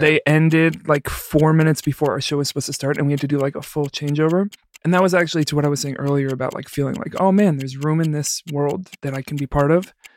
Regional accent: New York City, New York, United States; now in Chicago, United States; I'm not from here. I'm from the Bronx

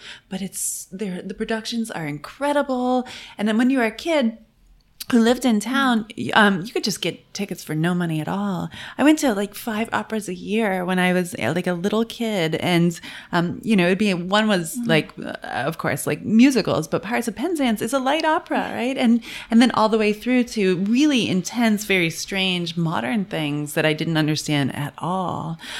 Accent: Cooperstown, New York, United States; I grew up in Cooperstown, New York, which has nothing in it, but it does have an amazing opera house.

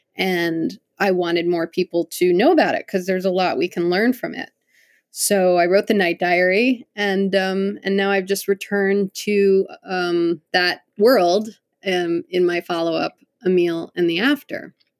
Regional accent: Connecticut, United States; I grew up in Connecticut

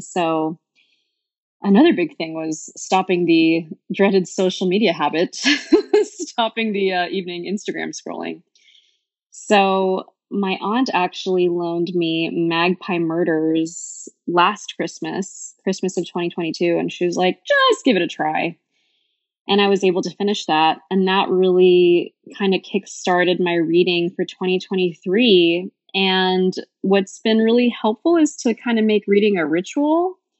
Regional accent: Bay Area, California, United States; moved away as an adult; now in Portland, United States; I am originally from the Bay Area and I moved to Portland three years ago during deep dark COVID

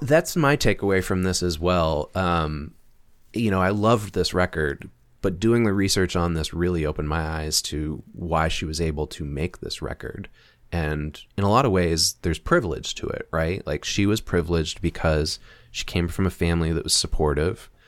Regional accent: United States; we're American

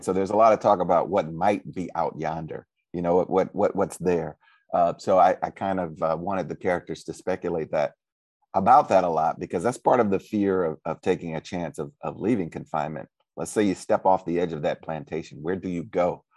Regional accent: St. Louis, Missouri, United States; I'm originally from Saint Louis, Missouri

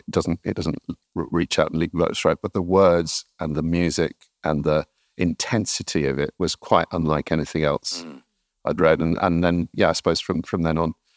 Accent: the Northeast, North East England, United Kingdom; moved away as an adult; also born or lived in Oxford; I'm originally from the Northeast

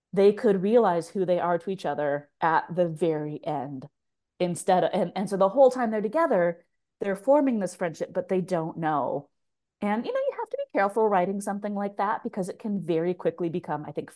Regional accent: Tacoma, Washington, United States; moved away as an adult; I grew up in Tacoma, Washington. I haven't lived there full time since I was like 19

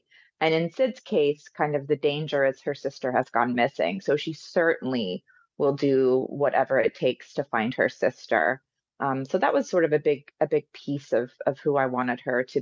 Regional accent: Cherokee Nation, northeastern Oklahoma, United States; I'm from the Cherokee Nation

